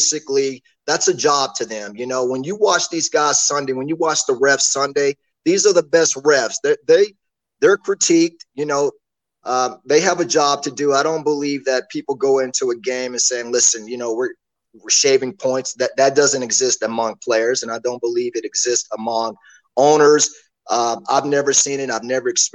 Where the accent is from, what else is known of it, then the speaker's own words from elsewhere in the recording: Dallas, Texas, United States; I grew up in Dallas.